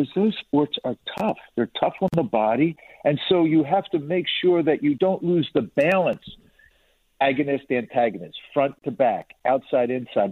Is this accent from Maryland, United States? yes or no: no; Philadelphia, Pennsylvania, United States; I'm from Philadelphia